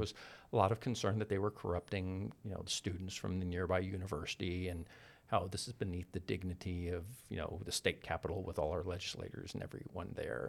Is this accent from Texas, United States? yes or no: yes; Columbus, Texas, United States; I grew up in Columbus, Texas